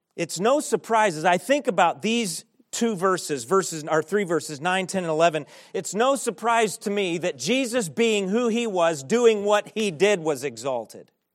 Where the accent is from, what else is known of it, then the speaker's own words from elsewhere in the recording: United States; as American Christians